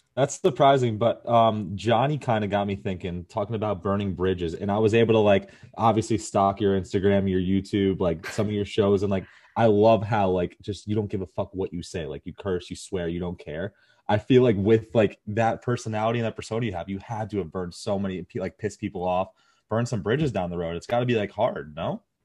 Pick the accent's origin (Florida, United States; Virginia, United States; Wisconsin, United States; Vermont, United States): Florida, United States; Fort Lauderdale; I'm from Florida, um, like Fort Lauderdale area